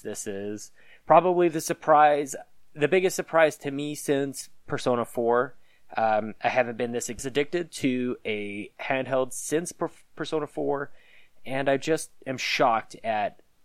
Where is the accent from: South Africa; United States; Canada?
Canada; accent: Canadian; we're definitely Canadian